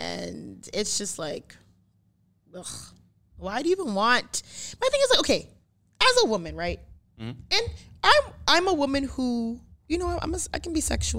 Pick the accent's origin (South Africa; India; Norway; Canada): Canada; Brampton, Ontario; also born or lived in Caledon, Ontario; Because I am from Brampton.